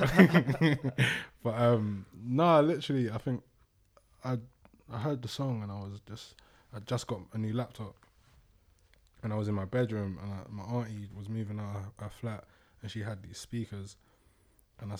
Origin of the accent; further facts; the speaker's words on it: Thornton Heath, Croydon, London, United Kingdom; I grew up in Fulton Heath